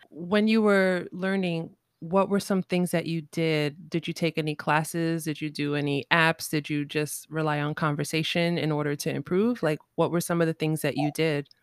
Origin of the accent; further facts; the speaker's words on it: New York City, New York, United States; I'm born and raised in New York City